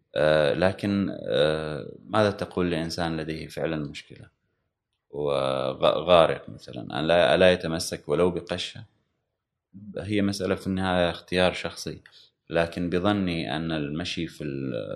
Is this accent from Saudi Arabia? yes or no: no; Oman; شهدت طبعا وصول الكهرباء حتى الى الى بلدتي على الاقل وان كانت يعني انا لما ولدت كانت موجوده في العاصمه